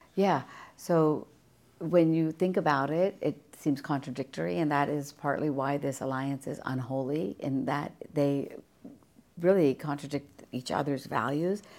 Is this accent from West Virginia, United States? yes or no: yes; West Virginia, United States; moved away as an adult; also born or lived in India; now in Virginia, United States; my hometown in West Virginia